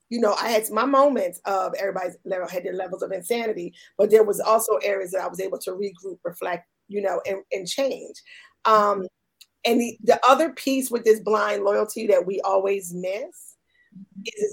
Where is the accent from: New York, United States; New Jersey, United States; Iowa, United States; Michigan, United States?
New Jersey, United States; Camden; I grew up in Camden, but I went to all white schools.